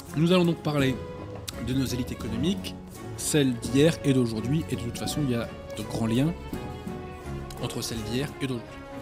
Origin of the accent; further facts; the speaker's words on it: France; en tant que Français